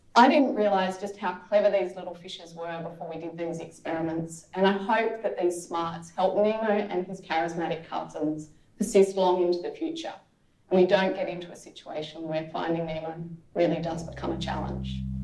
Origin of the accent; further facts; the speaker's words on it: Canberra, Australian Capital Territory, Australia; I grew up in Canberra, which is a bit of a drive from the beach